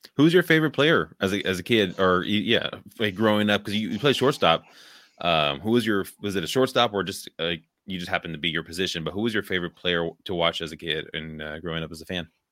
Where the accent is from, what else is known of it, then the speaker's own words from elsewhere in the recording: Richmond, California, United States; moved away as an adult; now in Wisconsin, United States; I grew up there in the Bay Area, like, now I live in Wisconsin